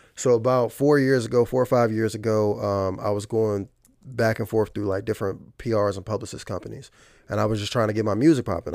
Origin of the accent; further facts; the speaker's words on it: Fredericksburg, Virginia, United States; moved away as an adult; now in Richmond, United States; I'm from Fredericksburg, Virginia